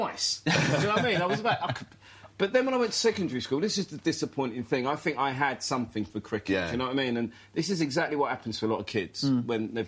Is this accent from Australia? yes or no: no; London, United Kingdom; I was brought up in Hackney